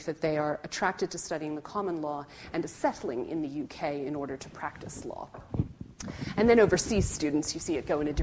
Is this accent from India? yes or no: no; Canada; now in Oxford, United Kingdom; as a Canadian